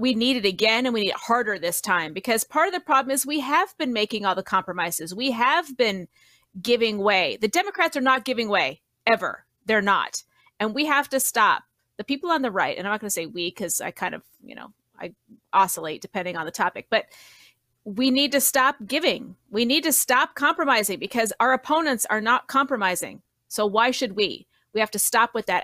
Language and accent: English; Colorado, United States; also born or lived in Florida; I grew up in Colorado, living in Florida